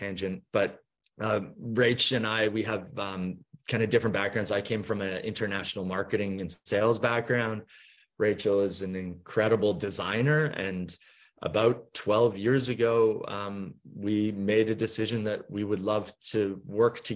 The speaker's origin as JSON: {"language": "English", "town": "Vancouver", "region": "British Columbia", "country": "Canada", "tie": "born or raised there", "accent": "Canadian", "moved": "yes", "lives_now": "Norfolk Island, Australia", "said": "My accent is Canadian. I'm from Vancouver originally"}